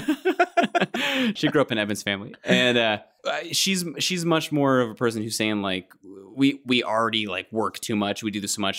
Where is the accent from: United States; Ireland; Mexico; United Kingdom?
United States; Kentucky; I grew up in Kentucky. It's a basketball state.